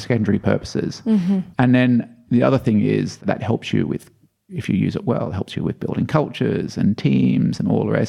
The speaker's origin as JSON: {"language": "English", "country": "Australia", "said": "I am Australian, but I also have a Belgian passport"}